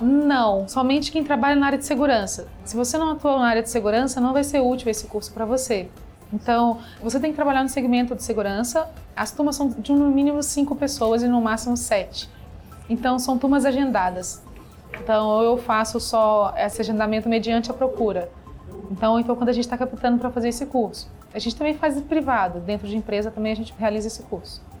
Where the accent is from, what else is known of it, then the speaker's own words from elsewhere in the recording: Minas Gerais, Brazil; now in São Paulo, Brazil; sou mineira e me formei em administração e comércio exterior